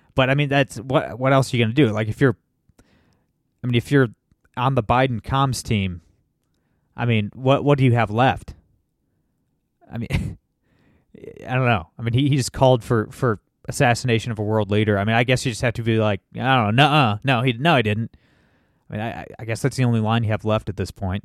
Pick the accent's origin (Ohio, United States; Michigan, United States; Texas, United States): Ohio, United States; Toledo; I'm from Toledo, Ohio